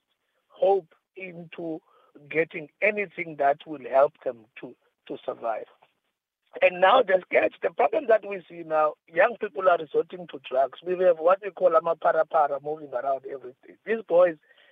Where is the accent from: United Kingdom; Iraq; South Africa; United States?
South Africa; King William's Town, Eastern Cape; I'm from Edinburgh, King Williamstown.